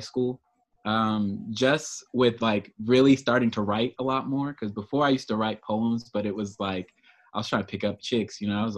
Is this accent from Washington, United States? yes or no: no; Oceanside, California, United States; Oceanside is my hometown.